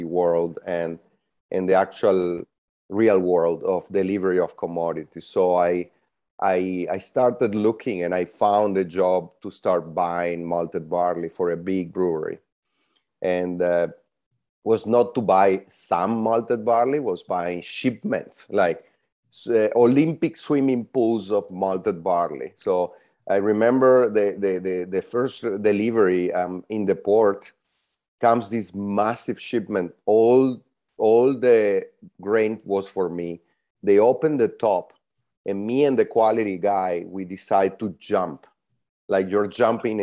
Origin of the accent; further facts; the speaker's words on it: Italy; moved away as an adult; also born or lived in Venezuela / Kelowna, British Columbia; now in San Francisco, United States; I'm Venezuelan born. I grew up in Italy.